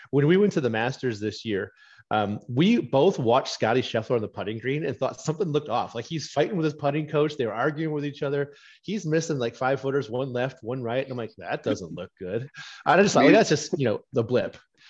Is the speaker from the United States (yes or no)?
yes; Wisconsin, United States; I love Erin Hills, my home state, Whistling Straits.